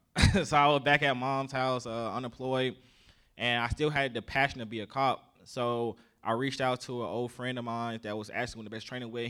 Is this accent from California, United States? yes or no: no; South Carolina, United States; accent: southern; I grew up in the South, so, uh, I'm from Ca-, South Carolina, so I grew up down there